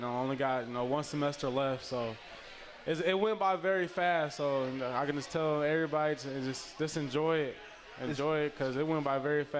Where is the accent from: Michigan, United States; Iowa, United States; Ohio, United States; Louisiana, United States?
Michigan, United States; Detroit; from Detroit, Michigan.